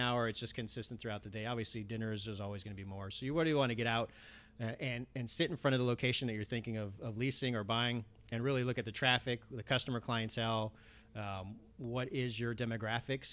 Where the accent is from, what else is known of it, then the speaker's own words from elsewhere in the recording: Los Angeles, California, United States; growing up in the Valley and in the east side of the Valley, it's very Hispanic